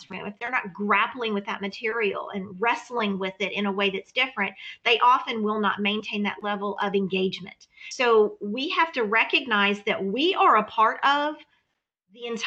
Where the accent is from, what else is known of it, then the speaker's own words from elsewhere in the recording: Louisiana, United States; moved away; I come from Louisiana